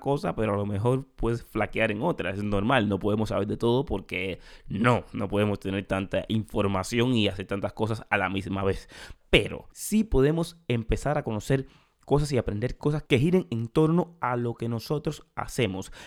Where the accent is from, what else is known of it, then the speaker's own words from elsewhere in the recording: Cuba; moved away; En mi país, en Cuba, hay muchísimo talento